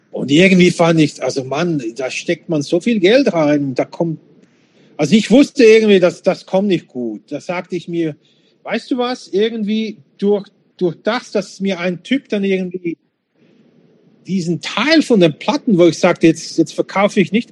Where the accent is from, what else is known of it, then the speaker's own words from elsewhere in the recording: Slovakia; born there; ich bin in der Slowakei geboren, bin Bürger und so weiter.